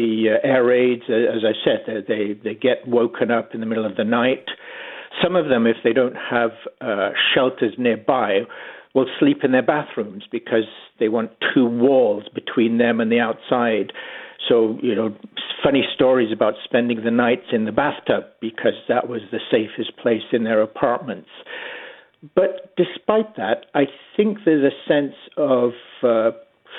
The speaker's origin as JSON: {"language": "English", "region": "England", "country": "United Kingdom", "tie": "born or raised there", "moved": "as an adult", "lives_now": "London, Canada", "said": "I grew up in England and moved to Canada 40 years ago."}